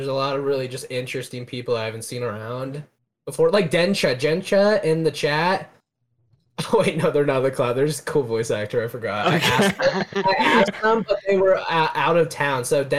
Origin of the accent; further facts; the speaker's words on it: United Kingdom; I'm British.